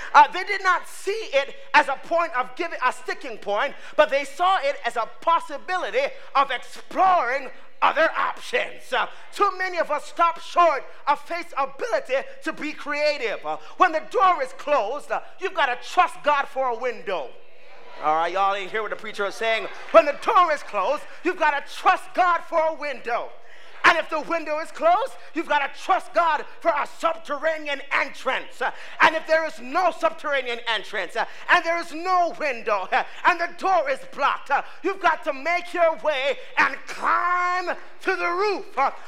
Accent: Canada; I'm Canadian. So, I mean, you know, we always come to the States.

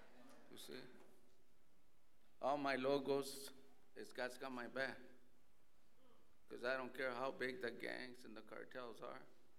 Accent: El Paso, Texas, United States; I'm from Texas. I was born in El Paso, but I was raised in the prison system.

